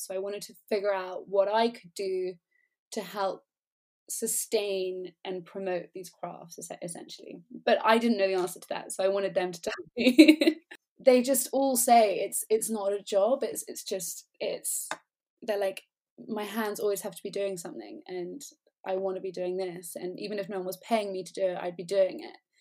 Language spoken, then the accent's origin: English; England, United Kingdom; moved away; also born or lived in Colombia; I come from England